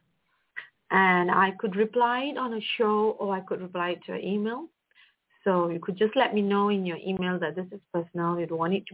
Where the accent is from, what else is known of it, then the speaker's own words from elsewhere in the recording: Malaysia; I'm from Malaysia, and I came from a background of a middle-class family